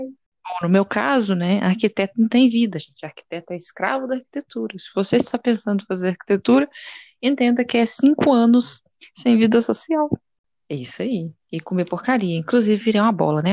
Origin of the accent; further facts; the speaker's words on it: Belo Horizonte, Minas Gerais, Brazil; Eu sou de Belo Horizonte.